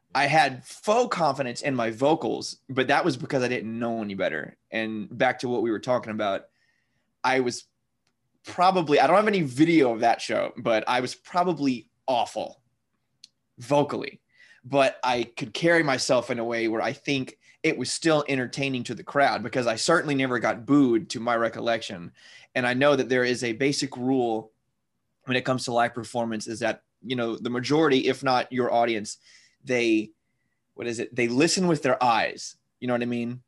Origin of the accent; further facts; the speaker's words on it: Louisiana, United States; I'm in Louisiana right now.